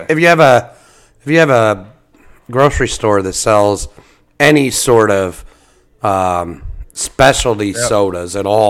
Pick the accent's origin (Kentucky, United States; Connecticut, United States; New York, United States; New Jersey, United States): New Jersey, United States; Cherry Hill; born or raised there